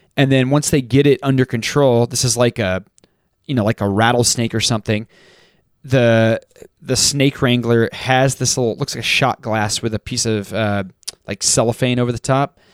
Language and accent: English; Texas, United States; I grew up in Texas